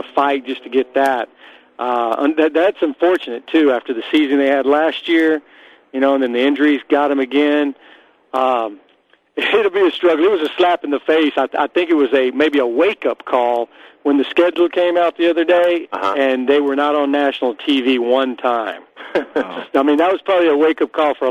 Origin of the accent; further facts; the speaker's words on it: Dallas, Texas, United States; now in Houston, United States; I grew up in Dallas. So I'm a Texan